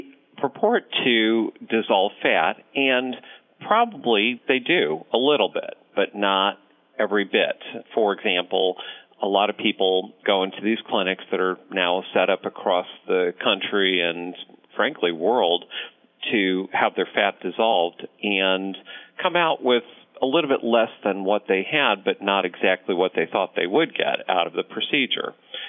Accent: Ohio, United States; born there; also born or lived in Connecticut / Rhode Island; now in Omaha, United States; I was born in Ohio, moved to Connecticut, Rhode Island, various other places in between

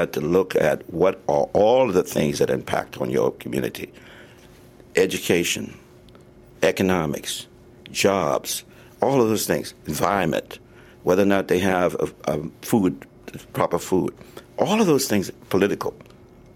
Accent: Charleston, South Carolina, United States; moved away; also born or lived in California; I grew up in Charleston, South Carolina

